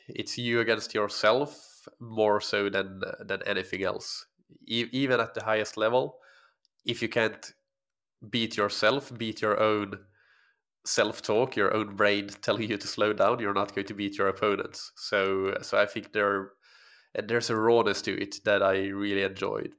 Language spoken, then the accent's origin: English; Finland; first language Swedish; English is a second language; moved away as an adult; also born or lived in Helsinki, Finland; grew up in a small community in, uh, actually on an island that belongs to Finland, but is Swedish speaking, so I'm, Swedish is my first language